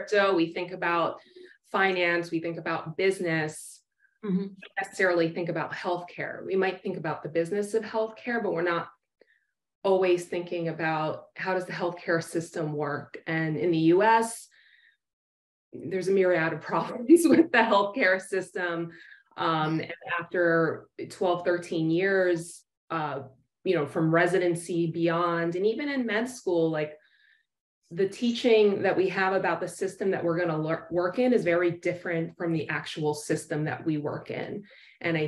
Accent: New York City, New York, United States; moved away as an adult; now in Florida, United States; I am born and raised in New York City, where I trained

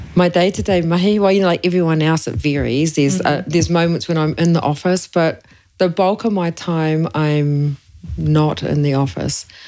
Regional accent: Kawerau, Bay of Plenty, New Zealand; now in Papamoa, New Zealand; I'm Ngāti Awa e Ngāti Whakehe Moa, but I grew up in Kawerau.

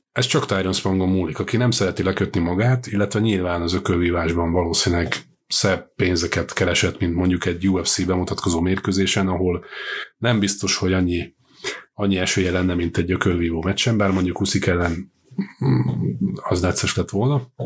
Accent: Győr, Győr-Moson-Sopron, Hungary; mert én ugye Győri vagyok elsősorban, nem budapesti.

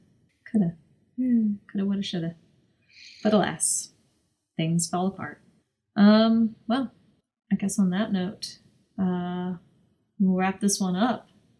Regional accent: United States; I'm American

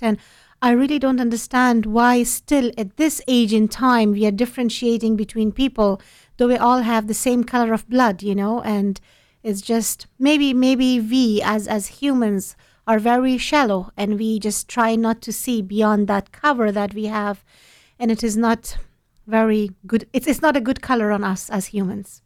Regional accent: Afghanistan; moved away; I'm from Afghanistan

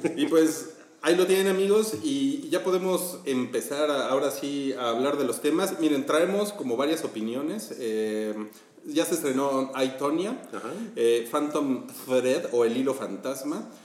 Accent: Mexico; nosotros somos mexicanos

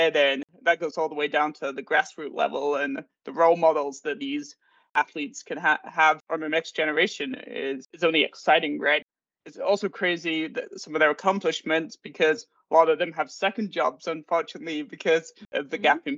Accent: England, United Kingdom; moved away; Originally, I'm from England.

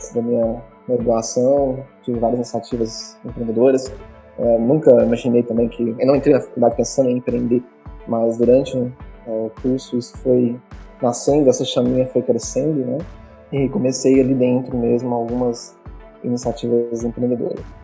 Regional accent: Ceres, Goiás, Brazil; now in Goiânia, Brazil; Eu sou natural aqui de Goiás, só aqui do interior, da cidade de Séries, e vim para Goiânia

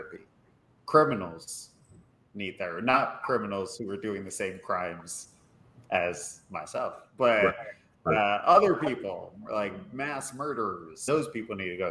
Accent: New York, United States; I'm born and raised in New York. I am a Puerto Rican gentleman, Caribbean

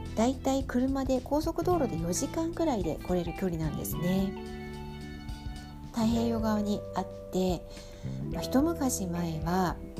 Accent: Tokyo, Japan; moved away as an adult; now in Hokkaido, Japan; 私が東京出身

